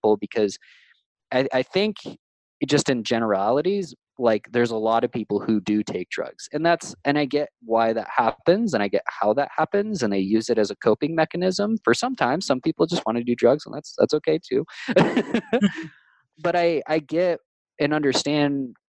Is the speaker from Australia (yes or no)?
no; California, United States; growing up in California